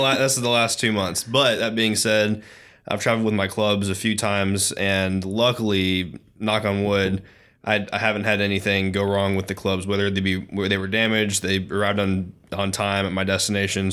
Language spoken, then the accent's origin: English; the South, United States; being a Southerner